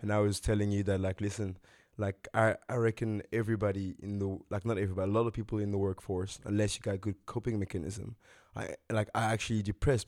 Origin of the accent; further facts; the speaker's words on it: DR Congo; now in South Africa; my home country, G R C Congo